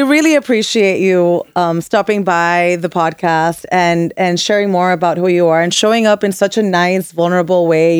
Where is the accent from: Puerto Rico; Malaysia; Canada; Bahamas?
Puerto Rico; I'm Puerto Rican from Puerto Rico